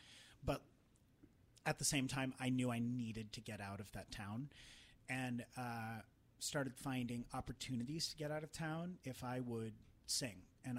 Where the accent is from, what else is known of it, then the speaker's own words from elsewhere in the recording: Trenton, Missouri, United States; moved away; my hometown. I felt very. Which was where? Trenton, Missouri.